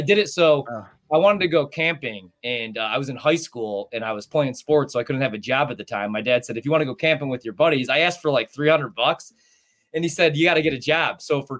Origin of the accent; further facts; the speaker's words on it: Illinois, United States; now in Wisconsin, United States; The sad thing is, I was living in Chicago. I'm from Illinois, so I didn't.